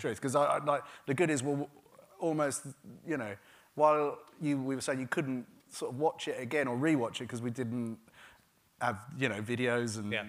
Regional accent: Gravesend, South East England, United Kingdom; I grew up in a town called Gravesend, which is a river town, and it's quite deprived.

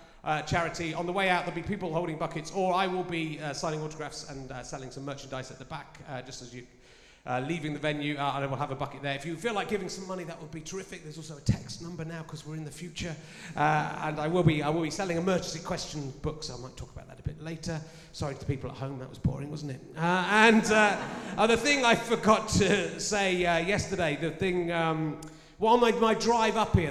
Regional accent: Pocklington, Yorkshire and the Humber, United Kingdom; I was born in Pocklington

